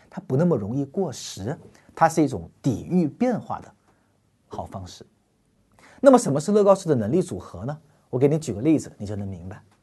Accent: China; 我们中国人是深深地活在组织和关系价值中间的

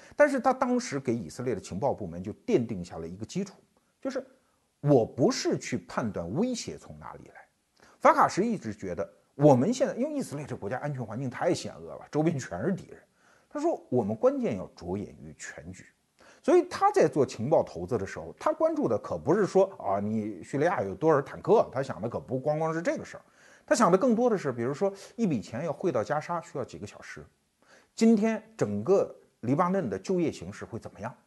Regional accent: China; 我们中国人

